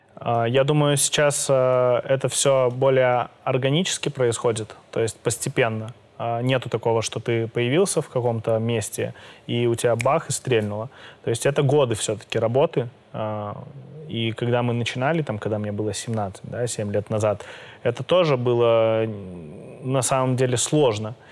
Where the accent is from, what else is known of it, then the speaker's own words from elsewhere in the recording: Belarus; я из Беларуси